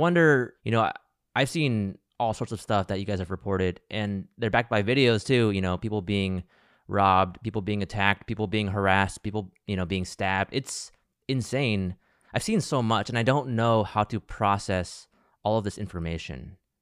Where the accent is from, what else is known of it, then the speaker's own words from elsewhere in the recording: United States; also born or lived in Alabama; I grew up in Ohio and Alabama, where I was one of the only Asians in my schools